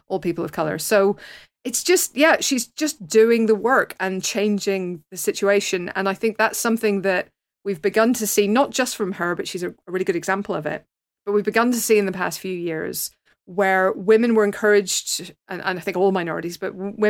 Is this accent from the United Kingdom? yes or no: yes; Northern Ireland, United Kingdom; my particular background as a Northern Irish Catholic